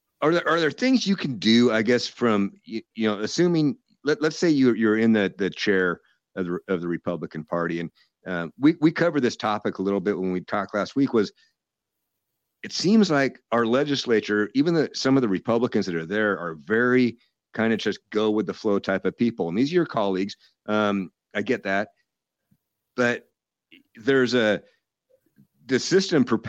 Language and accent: English; Seattle, Washington, United States; I grew up down in Ballard in Seattle, and went to Ballard High